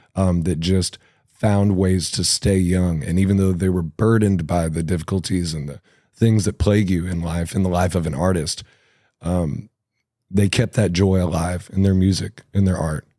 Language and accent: English; Cabot, Arkansas, United States; moved away as an adult; also born or lived in Indianapolis; I grew up in Cabot, Arkansas, and I lived there for the first twenty years of my life